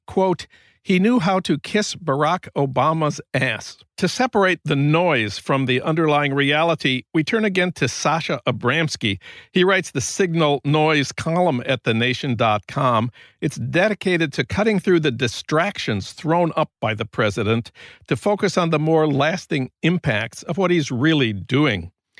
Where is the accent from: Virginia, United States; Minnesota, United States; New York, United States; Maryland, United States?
Minnesota, United States; St. Paul; news from my hometown of St. Paul.